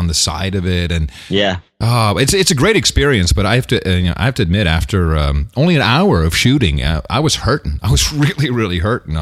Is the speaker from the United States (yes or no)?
yes; United States; I'm American